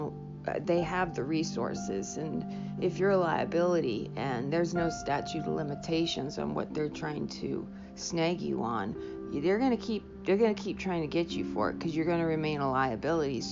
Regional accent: New Hampshire, United States; also born or lived in Ohio; I grew up in New Hampshire, and I went to school out in Ohio and went back out there

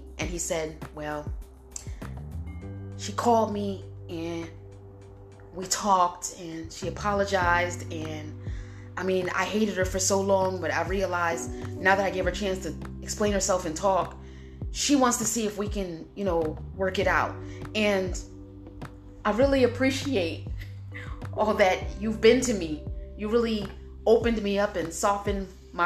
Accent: New Jersey, United States; moved away as an adult; also born or lived in Cleveland; I was from New Jersey.

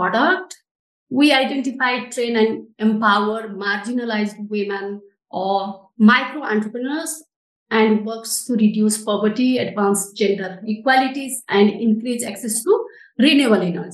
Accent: Nepal; I am from Nepal.

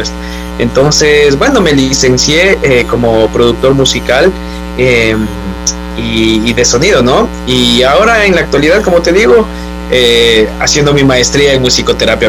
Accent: Quito, Pichincha, Ecuador; moved away as an adult; now in Barcelona, Spain; yo soy quiteño

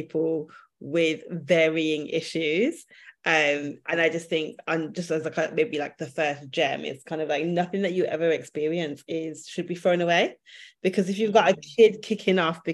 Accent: Birmingham, West Midlands, United Kingdom; moved away as an adult; now in London, United Kingdom; I'm from Birmingham. I've lived in London for the last 10 years

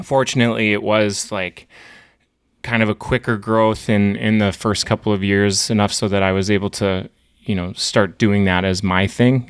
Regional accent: Hazen, North Dakota, United States; now in Bismarck, United States; I grew up in Hazen, which is a small town, twenty-five hundred people, and I, I, I'm a small town, North Dakota through and through

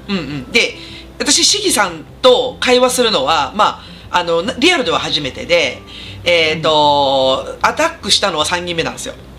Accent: Katsuyama, Fukui, Japan; now in Gifu, Japan; 私ほら北陸出身なんで

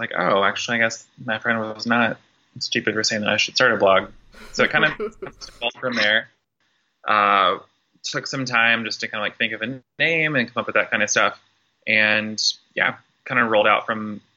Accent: southern Indiana, United States; moved away as an adult; now in Louisville, United States; born and raised in the Kentuckiana area, originally from southern Indiana, but have lived in Louisville since I turned 18. Definitely grew up in like a smaller town in Indiana

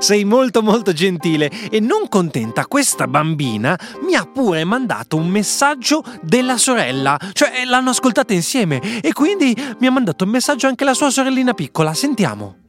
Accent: Bologna, Emilia-Romagna, Italy; tornare nella mia città di Bologna

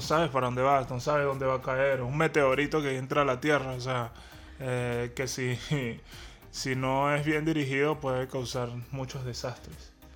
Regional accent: Venezuela; somos venezolanos

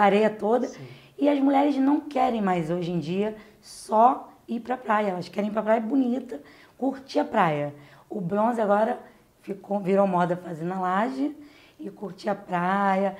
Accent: Rio de Janeiro, Brazil; eu fui nascida e criada na Vila Aliança

